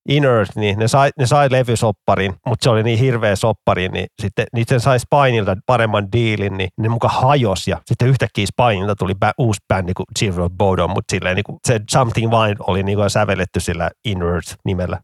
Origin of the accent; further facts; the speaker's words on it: Vantaa, Uusimaa, Finland; mun kotikulmilla Koivukylässä